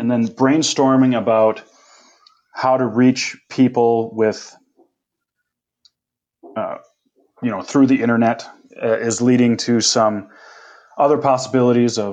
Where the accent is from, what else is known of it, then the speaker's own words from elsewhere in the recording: Minnesota, United States; moved away as an adult; now in Indonesia; I grew up in Minnesota